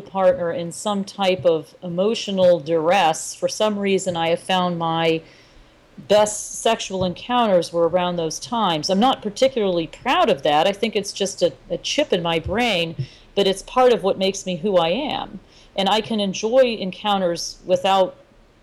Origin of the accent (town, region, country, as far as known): United States